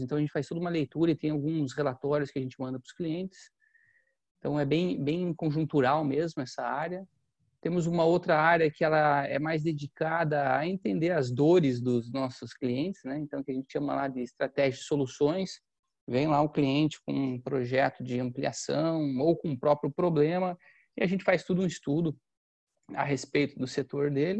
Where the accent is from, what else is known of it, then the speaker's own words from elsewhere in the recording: Campos Novos, Santa Catarina, Brazil; eu sou do interior de Santa Catarina, cidade chamada Campos Novos. Eu gosto de falar das minhas raízes